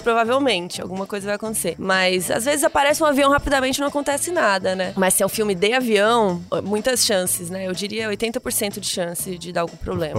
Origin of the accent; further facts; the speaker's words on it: Cuiabá, Mato Grosso, Brazil; sou de Cuiabá, minha família é goiana, mineira